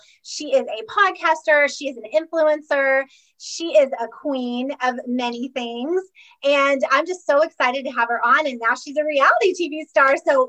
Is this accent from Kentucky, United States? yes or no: yes; Lexington, Kentucky, United States; moved away; also born or lived in Boynton Beach, Florida; I grew up in Kentucky.